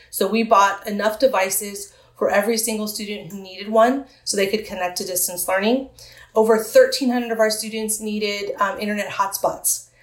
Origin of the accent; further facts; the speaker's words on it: San Diego, California, United States; born or raised there